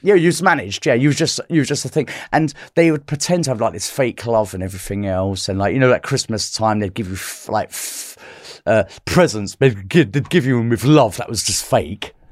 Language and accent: English; London, United Kingdom; I'm from South London